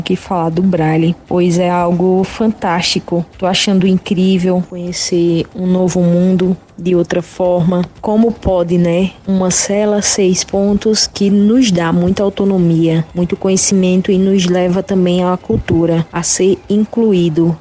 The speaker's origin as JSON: {"language": "Portuguese", "town": "Condado", "region": "Paraíba", "country": "Brazil", "said": "sou da cidade de Condado, Alto Sertão da Paraíba."}